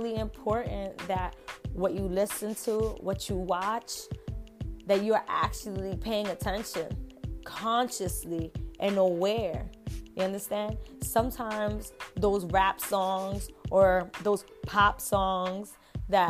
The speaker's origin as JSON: {"language": "English", "region": "New York", "country": "United States", "said": "I'm from New York"}